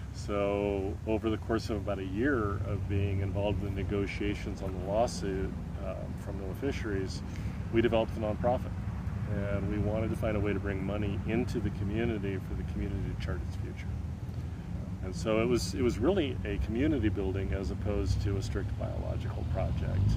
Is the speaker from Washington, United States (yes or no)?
yes; Seattle, Washington, United States; moved away as an adult; now in Methow Valley, United States; I grew up in North Seattle